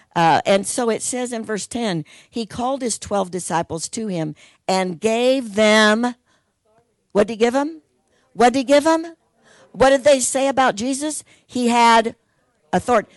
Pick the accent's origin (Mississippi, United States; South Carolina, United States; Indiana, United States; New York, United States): Indiana, United States; Logansport; in Logansport, where I'm from, the city of Logansport gave them a school building and they just started Heartland in Logansport, my hometown